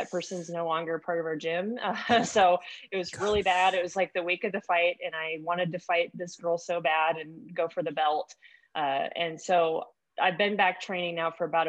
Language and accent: English; Paradise, California, United States; moved away; also born or lived in Knoxville, Tennessee / East Tennessee; I grew up in Northern California. So just kind of like in the mountains. I don't know if you heard of the town Paradise that kind of burned down.